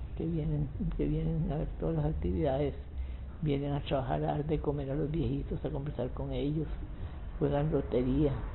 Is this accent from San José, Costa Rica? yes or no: no; Palmares, Alajuela, Costa Rica; also born or lived in San Ramón, Costa Rica; now in Alajuela, Costa Rica; yo soy de Palmares, nací en Palmares, pero fui a vivir a San Ramón.